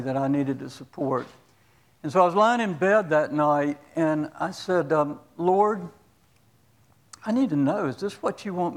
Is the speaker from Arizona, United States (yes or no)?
no; Central Florida, United States; moved away as an adult; also born or lived in New Jersey; I grew up in the Episcopal Church in a little town in Central Florida